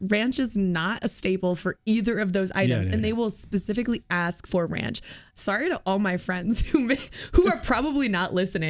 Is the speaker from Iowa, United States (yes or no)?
yes; Iowa, United States; I'm from Iowa.